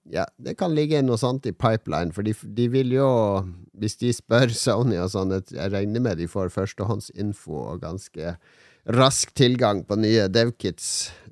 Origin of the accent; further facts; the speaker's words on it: Båtsfjord, Finnmark, Norway; also born or lived in Oslo; Jeg er fra Båtsfjorden.